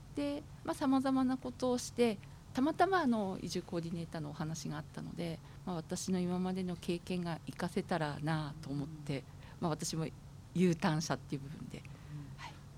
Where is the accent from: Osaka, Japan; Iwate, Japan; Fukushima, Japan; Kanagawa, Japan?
Fukushima, Japan; Aizu; also born or lived in Tokyo; 私生まれも育ちも会津で